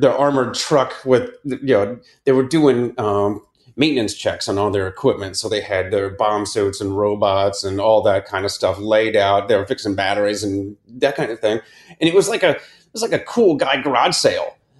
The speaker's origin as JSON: {"language": "English", "town": "Akron", "region": "Ohio", "country": "United States", "tie": "born or raised there", "said": "I grew up in Akron, Ohio, in the suburbs"}